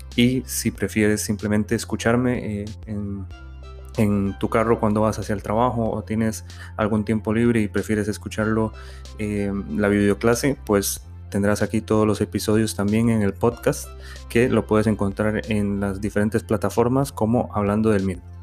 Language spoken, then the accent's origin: Spanish; Costa Rica; moved away as an adult; now in Spain; médico de Costa Rica y actualmente residente en España de urología